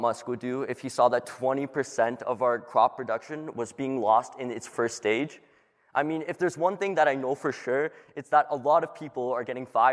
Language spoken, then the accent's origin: English; Toronto, Ontario, Canada; I'm from Toronto, and I'm 17 years old.